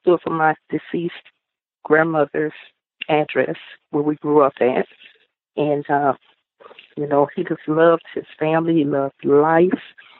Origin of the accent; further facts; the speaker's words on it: the South, United States; We're from the South, and we really, really believe in family.